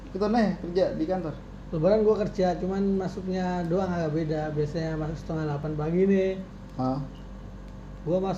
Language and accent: Indonesian; Yogyakarta, Special Region of Yogyakarta, Indonesia; Ya kalau kemarin gue emang pulang ke Jogja, cuman gue